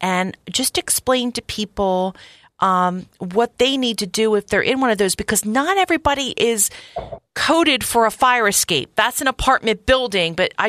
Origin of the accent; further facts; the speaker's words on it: Philadelphia, Pennsylvania, United States; I was born and raised here in Philly, my grandfather's firehouse is actually Jack's Firehouse Restaurant.